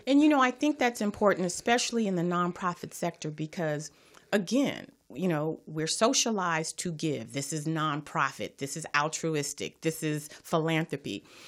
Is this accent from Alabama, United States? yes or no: no; Los Angeles, California, United States; I am from Watts